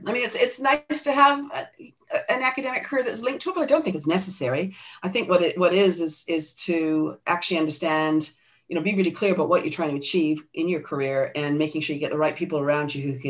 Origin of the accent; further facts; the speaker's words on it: New Zealand; I mean, I come from New Zealand, so it's in the blood down here, as you know.